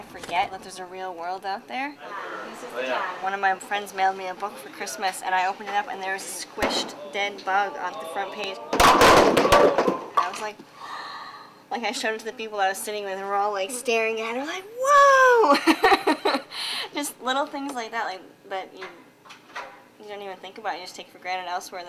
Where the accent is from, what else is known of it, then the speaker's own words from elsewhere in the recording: Iowa, United States; Originally, I'm from Iowa.